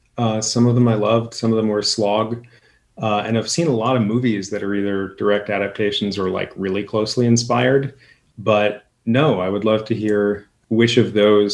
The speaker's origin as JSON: {"language": "English", "town": "Boston", "region": "Massachusetts", "country": "United States", "tie": "born or raised there", "moved": "yes", "lives_now": "Portland, United States", "said": "As a Bostonian, I grew up in Boston."}